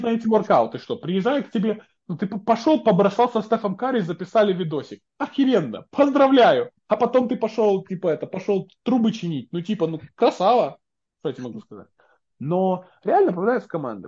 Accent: Belarus; now in United States; тут сижу я, человек, который из Беларуси

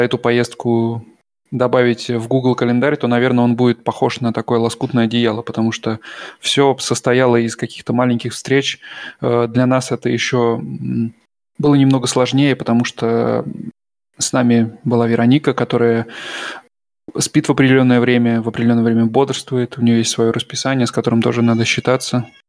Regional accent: Russia; now in Germany

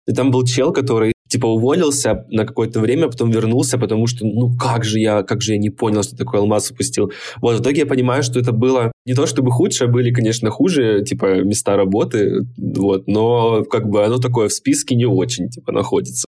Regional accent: Krasnodar, Krasnodar Krai, Russia; я из Краснодара

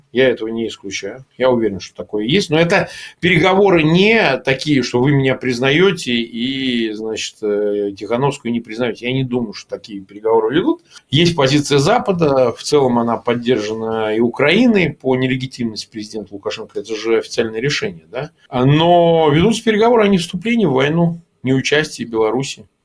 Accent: Russia; Ну, во-первых, я как россиянин вообще не считаю, нужно вмешиваться ни в какие выяснения.

